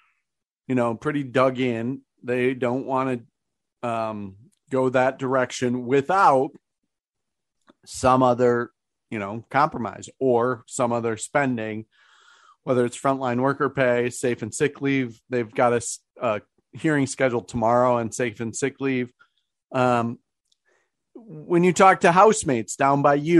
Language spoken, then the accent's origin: English; Shoreview, Minnesota, United States; I'm from Shoreview